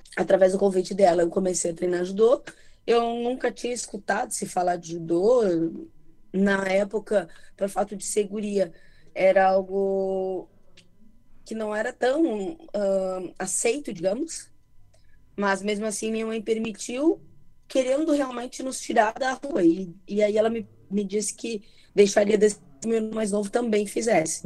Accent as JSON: {"language": "Portuguese", "town": "Santa Maria", "region": "Rio Grande do Sul", "country": "Brazil", "tie": "born or raised there", "also_born_or_lived": "Júlio de Castilhos", "said": "Eu nasci em Júlio de Castilhos, né? Mas eu cresci em Santa Maria"}